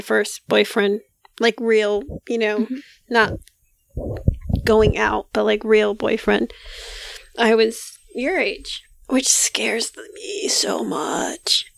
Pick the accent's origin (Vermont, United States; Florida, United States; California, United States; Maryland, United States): Florida, United States; Hialeah; I'm from Hialeah